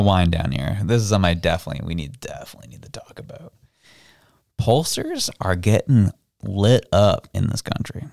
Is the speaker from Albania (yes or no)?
no; Canada; I was proud to be Canadian